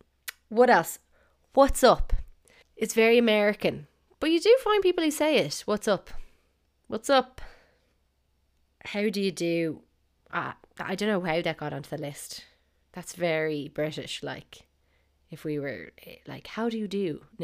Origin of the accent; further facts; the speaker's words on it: Dublin, Leinster, Ireland; accent: South Dublin; Heard in my South Dublin accent